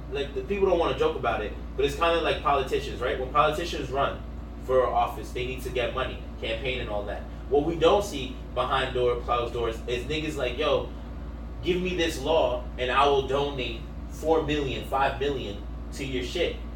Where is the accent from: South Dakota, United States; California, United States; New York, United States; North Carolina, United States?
New York, United States; New York City; that was the cool part of it because we're from the Bronx.